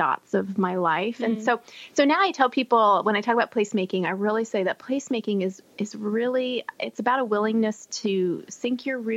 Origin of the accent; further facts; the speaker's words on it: Texas, United States; I grew up in Texas where we didn't really have seasons.